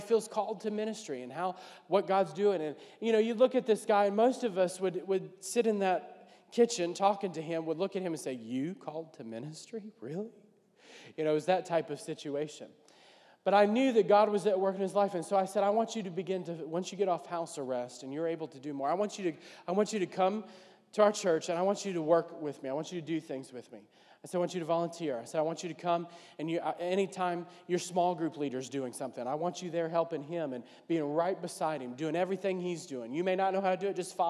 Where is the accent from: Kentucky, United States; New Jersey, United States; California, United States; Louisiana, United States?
Louisiana, United States; New Orleans; I'm from New Orleans